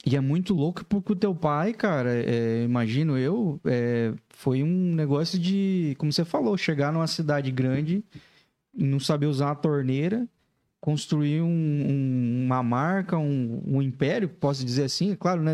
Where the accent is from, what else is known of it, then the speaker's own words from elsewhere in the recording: Laranjeiras do Sul, Paraná, Brazil; now in Joinville, Brazil; Laranjeiras do Sul. Ah, O interior do Paraná, perto de Guarapava lá